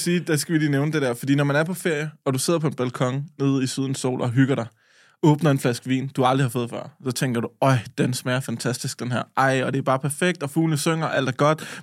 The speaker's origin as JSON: {"language": "Danish", "area": "Lolland", "region": "Zealand", "country": "Denmark"}